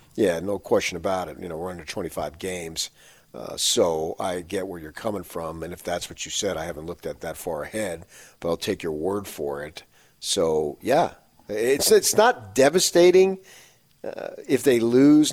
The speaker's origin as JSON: {"language": "English", "town": "Phoenix", "region": "Arizona", "country": "United States", "tie": "born or raised there", "moved": "yes", "said": "I listen to some uh, uh, Phoenix sports radio when I'm when I go to the gym just to see what's going on in my in my hometown"}